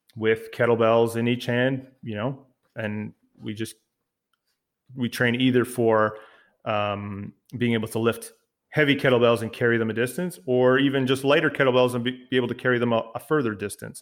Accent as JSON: {"language": "English", "country": "Canada", "also_born_or_lived": "Ottawa, Ontario", "said": "I'm the Canadian part of the podcast duo"}